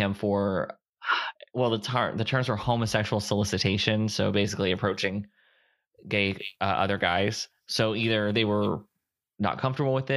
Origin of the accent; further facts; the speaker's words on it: Fort Myers, Florida, United States; also born or lived in Ohio; now in San Antonio, United States; not too far from where I grew up in Fort Myers.